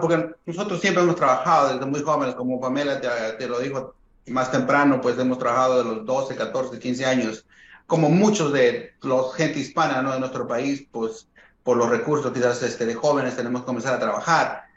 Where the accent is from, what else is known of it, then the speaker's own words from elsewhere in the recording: Huancayo, Junín, Peru; moved away as an adult; ambos, mi esposa y yo, somos de Perú, eh, de una ciudad que se llama Huancayo, que es en el centro del Perú. Ambos hemos crecido ahí desde jóvenes